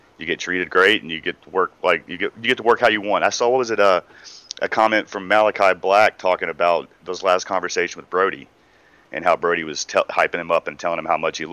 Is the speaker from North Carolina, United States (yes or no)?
yes; Asheville, North Carolina, United States; We're both from Asheville